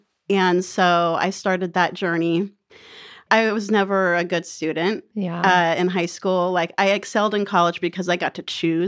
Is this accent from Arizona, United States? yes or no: yes; Phoenix, Arizona, United States; born there; also born or lived in Oregon / California / Colorado; So I am a pseudo native of Arizona. I was born in Phoenix, but I moved all around the West. I've lived in Oregon and California and Colorado.